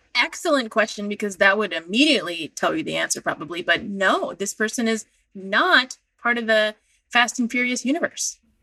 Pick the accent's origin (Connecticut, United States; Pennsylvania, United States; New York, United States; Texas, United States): Pennsylvania, United States; I'm from Pennsylvania.